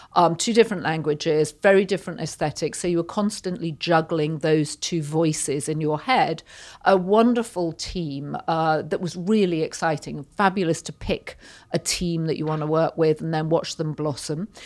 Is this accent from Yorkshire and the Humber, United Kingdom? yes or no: yes; Yorkshire and the Humber, United Kingdom; now in United States; I grew up in Yorkshire, which is about two hundred miles north of London in the U K